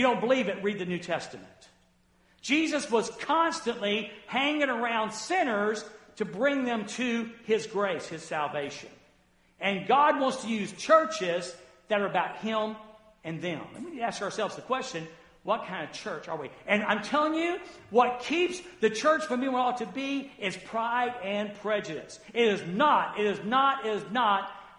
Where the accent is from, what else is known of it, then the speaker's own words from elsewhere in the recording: the South, United States; I grew up in the South